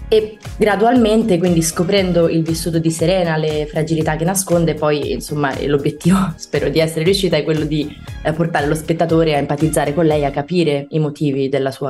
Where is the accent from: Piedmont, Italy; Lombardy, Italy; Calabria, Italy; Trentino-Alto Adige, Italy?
Lombardy, Italy; Milan; now in Rome, Italy; le persone dicono che sono una milanese un po' atipica, perché preferisco, nel senso si tratta comunque di due grandi città, però Milano è molto frenetica, no? Io preferisco, ho trovato una dimensione abbastanza tranquilla a Roma